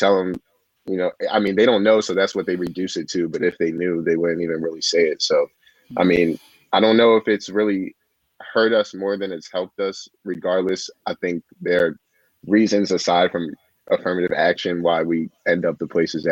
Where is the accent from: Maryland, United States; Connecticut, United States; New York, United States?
Maryland, United States; growing up in Maryland